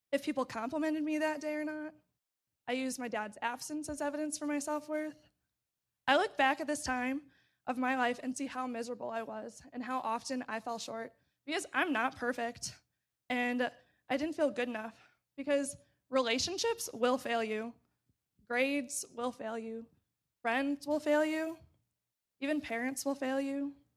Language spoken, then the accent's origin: English; St. Charles, Missouri, United States; moved away as an adult; now in Urbana-Champaign, United States; I grew up in Saint Charles, Missouri, which is a suburb of Saint Louis